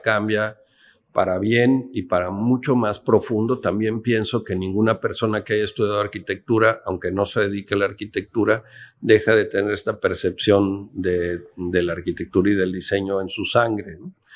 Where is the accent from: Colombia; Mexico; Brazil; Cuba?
Mexico; Mexico City; moved away as an adult; also born or lived in Oaxaca; now in Ensenada, Mexico; yo nací en San Ángel, en el sur de la ciudad, cerca de Coyoacán